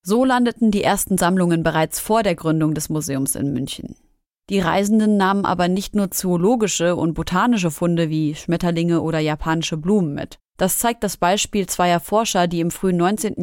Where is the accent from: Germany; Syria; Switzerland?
Syria; Ich bin Syrerin